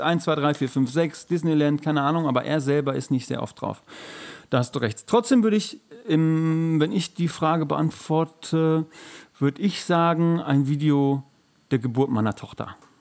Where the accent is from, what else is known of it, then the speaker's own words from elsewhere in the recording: Gelsenkirchen, North Rhine-Westphalia, Germany; ich komme aus Gelsenkirchen